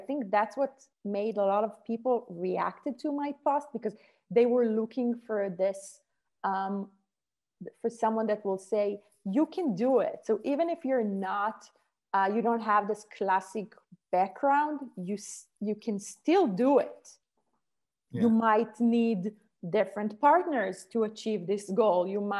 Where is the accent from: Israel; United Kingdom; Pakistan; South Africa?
Israel; English is a second language; moved away as an adult; When I came from Israel and I said, how should I, so I need to take my son to school, it's snowing, what should I do?